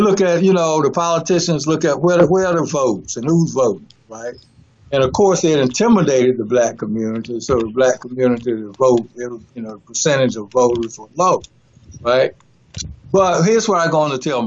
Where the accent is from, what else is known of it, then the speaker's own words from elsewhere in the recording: North Carolina, United States; when I grew up in my hometown, right, a small town in North Carolina